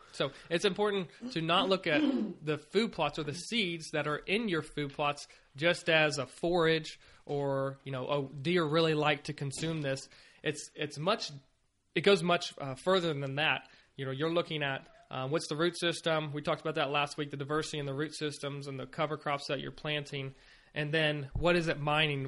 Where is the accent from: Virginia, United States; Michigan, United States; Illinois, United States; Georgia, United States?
Virginia, United States; moved away; I was from Virginia